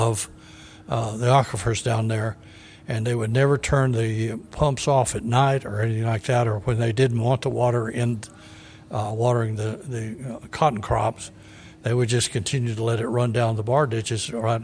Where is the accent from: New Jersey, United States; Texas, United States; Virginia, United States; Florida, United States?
Texas, United States; El Paso; moved away as an adult; also born or lived in Pecos, Texas; now in Bell County, Texas, United States; growing up in West Texas, you know, I went to high school in El Paso